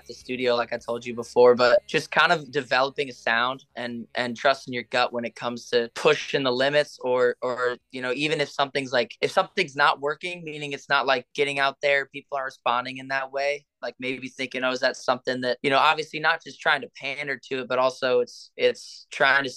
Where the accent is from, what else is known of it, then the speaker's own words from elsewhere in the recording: Arizona, United States; I grew up in Arizona